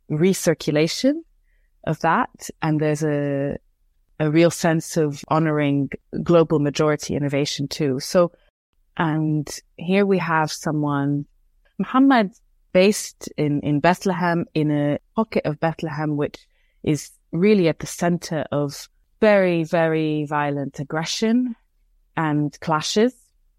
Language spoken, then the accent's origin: English; Beirut, Beirut Governorate, Lebanon; I grew up in Beirut, in Lebanon, and we look to the West for knowledge.